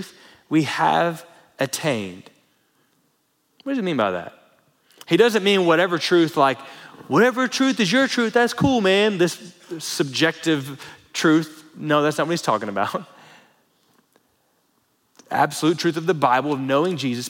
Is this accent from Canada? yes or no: no; Florida, United States; now in Lubbock, United States; Growing up in Florida